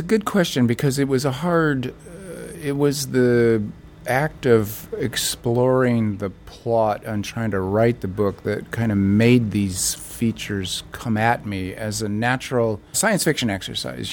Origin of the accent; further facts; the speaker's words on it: United States; I'm an American